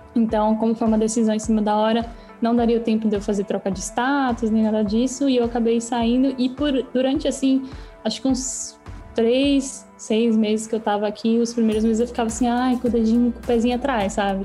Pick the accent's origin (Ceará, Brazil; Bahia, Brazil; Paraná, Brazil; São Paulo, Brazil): São Paulo, Brazil; first language Portuguese; moved away as an adult; now in Canada; Sou de São Paulo